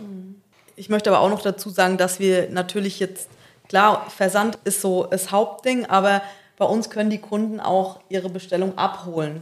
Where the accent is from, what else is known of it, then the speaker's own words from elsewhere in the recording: Aschaffenburg, Bavaria, Germany; moved away as an adult; also born or lived in Darmstadt; now in Selb, Germany; Ich komme gebürtig aus Aschaffenburg